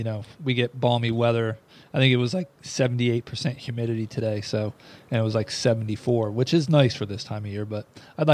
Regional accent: Philadelphia, United States; moved away; I'm from the Northeast originally, the Philadelphia, South Jersey area

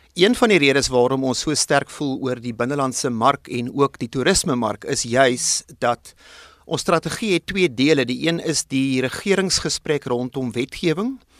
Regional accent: South Africa; ons as Suid-Afrikaners

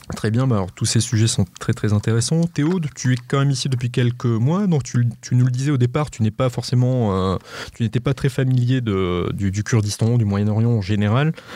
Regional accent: France; chez nous en France

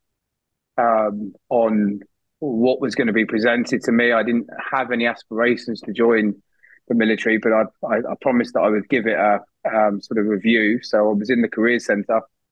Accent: Barnet, London, United Kingdom; also born or lived in Plymouth; I grew up in North London in a town called Barnet

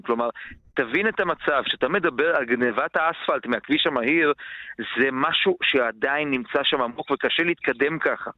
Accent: Baia Mare, Maramureș County, Romania; moved away; לא בעיר שבה אני גדלתי, בבעיימרה

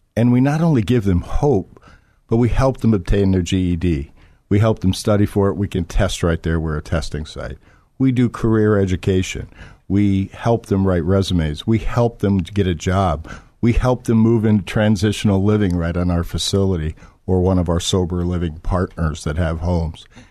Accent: Florida, United States; moved away as an adult; also born or lived in Michigan; I was born in Florida and, uh, moved to Michigan when I was about eighteen years old

